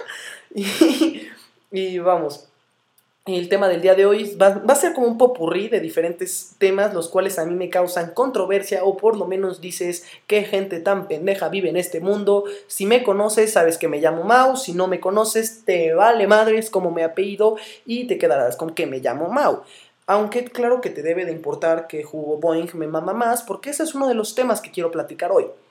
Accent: Morelia, Michoacán, Mexico; soy de Morelia, estoy orgulloso de ello

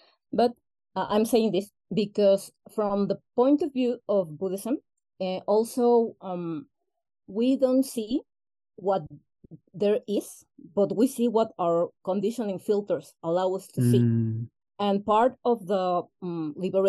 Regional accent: Mexico; first language Spanish; English is a second language; I'm Mexican, okay. Born and raised.

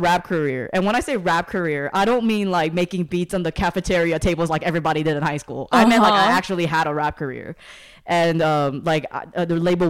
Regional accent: South Korea; growing up in Korea meant that it was a culture, a standard of excellence, and the expectation of greatness and bringing honor to the family.

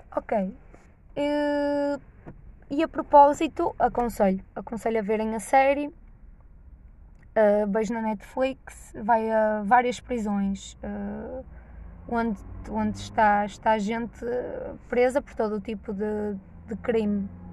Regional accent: Norte, Portugal; accent: nortenho; Os boetas gostam de gozar com o meu sotaque nortenho

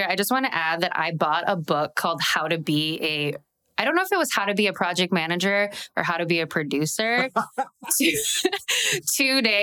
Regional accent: Midwest, United States; I'm a Midwesterner

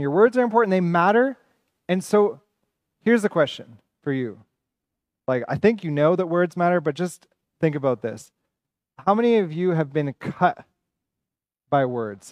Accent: Ontario, Canada; now in Montreal, Canada; I'm from Ontario. I'm also Evan's brother, so we're both from Ontario

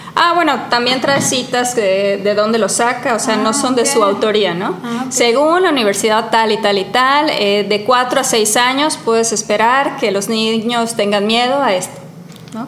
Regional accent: Cancún, Quintana Roo, Mexico; moved away; Yo lo viví mucho creciendo en Cancún, ¿no? ¿De dónde soy? ¿De aquí o de allá?

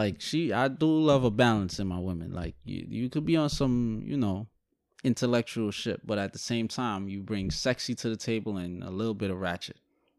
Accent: Guyana; born there; I don't know where exactly I live because I'm Guyanese. Technically, I was born in Guyana.

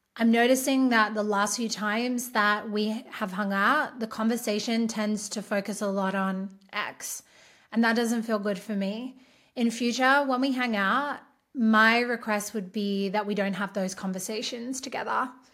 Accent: Australia; I'm Australian

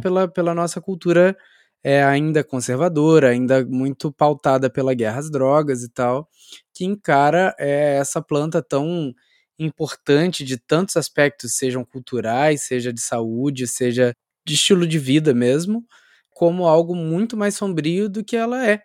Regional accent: interior of Rio de Janeiro state, Brazil; now in Campinas, Brazil; Eu, eu sou do interior do Rio, e, mas eu estudei aí também no, no Rio Capital

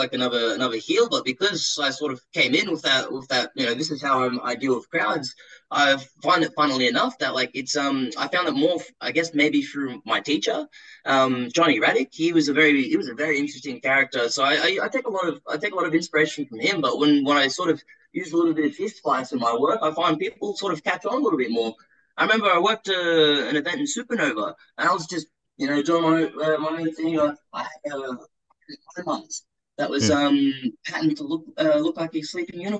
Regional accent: Melbourne, Victoria, Australia; also born or lived in South Australia / Dandenong / Springvale; I was born and raised in the northwestern suburbs in Gladstone Park

